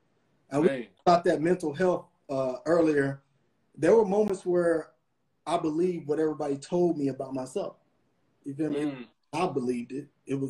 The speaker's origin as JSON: {"language": "English", "region": "Kentucky", "country": "United States", "also_born_or_lived": "Atlanta", "said": "I was from Kentucky. I kind of went to high school or whatever in Atlanta for a few years or whatever."}